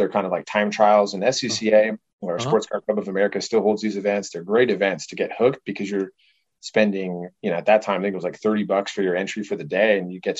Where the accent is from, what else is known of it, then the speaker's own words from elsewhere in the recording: Illinois, United States; born there; I was born out in Chicago, or small little town outside of Chicago, actually, and then kind of hopped around.